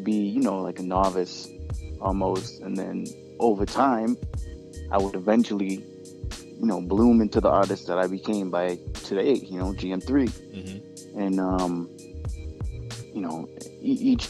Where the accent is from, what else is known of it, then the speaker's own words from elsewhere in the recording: Boston, Massachusetts, United States; I'm from Boston